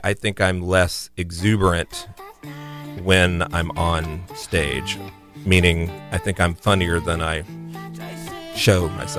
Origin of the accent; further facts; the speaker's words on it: South Florida, United States; also born or lived in Pembroke Pines, Florida; I mean, I'm from South Florida